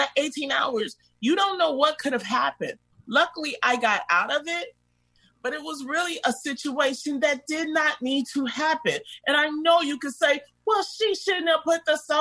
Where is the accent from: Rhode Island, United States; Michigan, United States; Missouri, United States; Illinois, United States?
Michigan, United States; Detroit; I grew up in the Brewster Projects